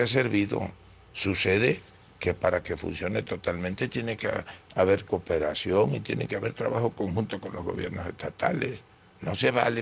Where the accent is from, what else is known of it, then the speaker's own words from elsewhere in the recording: Tabasco, Mexico; Allá en Tabasco dicen